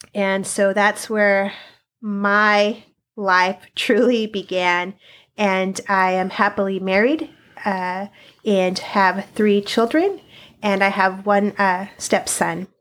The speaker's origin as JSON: {"language": "English", "town": "Sunnyside", "region": "Washington", "country": "United States", "tie": "born or raised there", "said": "I was born and raised in Sunnyside, Washington, and uh, currently am still planted, uh, in the small town"}